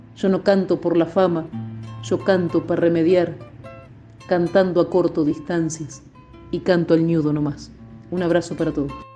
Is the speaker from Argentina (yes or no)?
yes; El Perdido, Buenos Aires Province, Argentina; also born or lived in Coronel Dorrego; Yo nací en Coronel Dorrego, pero me crié en el pueblito El Perdido